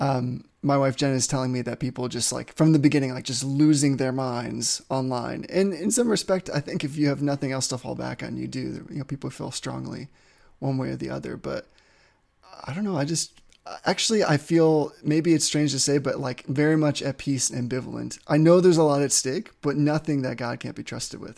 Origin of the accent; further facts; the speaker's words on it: New England, United States; I'm from New England